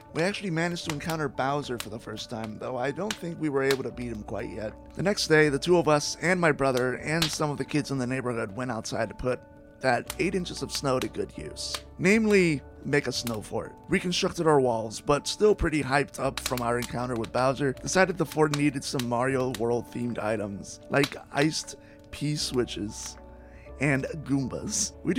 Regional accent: St. Louis, Missouri, United States; my hometown of St. Louis

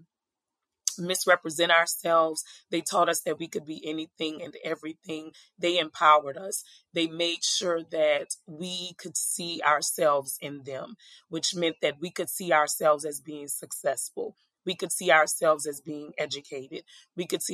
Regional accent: New Orleans, Louisiana, United States; I am originally from New Orleans, Louisiana, born and raised

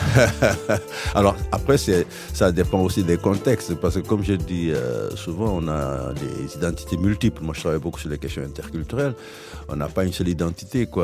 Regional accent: Saint-Louis, Senegal; moved away as an adult; also born or lived in Tivaouane, Senegal; now in Bègles, France; je suis né à Saint-Louis, Sénégal, mais mes parents euh, sont installés définitivement à Tuawan, à près de 80 km de Dakar

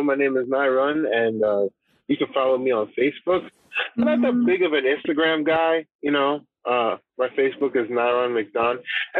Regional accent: Trinidad & Tobago; I'm Trinidadian. It's a Trinidadian name.

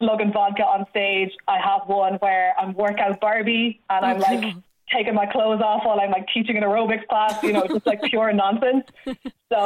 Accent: Galway, Connacht, Ireland; moved away as an adult; also born or lived in London; Galway, which is where I'm from.

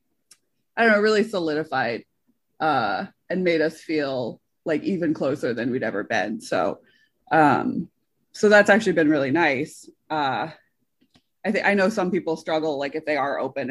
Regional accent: Northampton, Massachusetts, United States; moved away as an adult; I grew up near Northampton, Massachusetts.

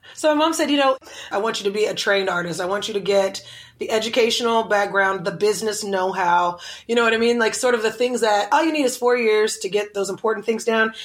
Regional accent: Oklahoma City, Oklahoma, United States; now in Los Angeles, United States; I grew up in Oklahoma City, right next to the capital of the city

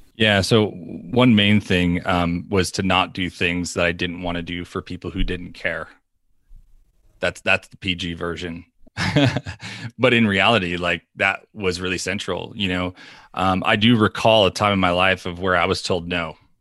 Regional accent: New York, United States; We are from New York

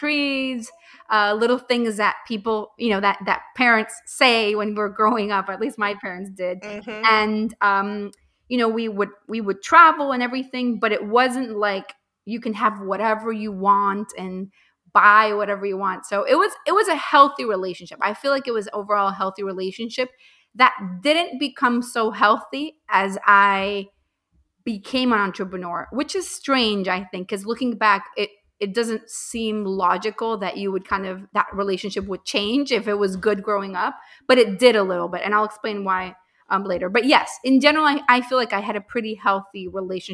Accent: Venezuela; moved away; I'm originally from Venezuela

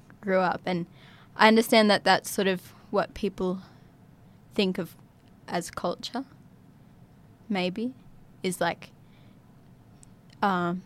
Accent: Yirrkala, Northern Territory, Australia; also born or lived in Darwin; growing up in Yirrkala

